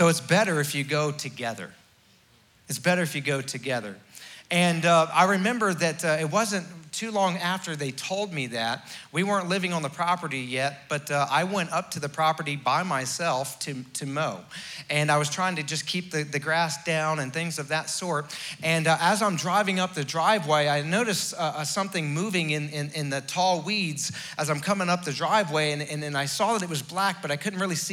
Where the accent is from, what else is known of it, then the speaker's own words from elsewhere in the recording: Florida, United States; moved away as an adult; now in West Virginia, United States; I was raised in Florida. Even though I was from West Virginia originally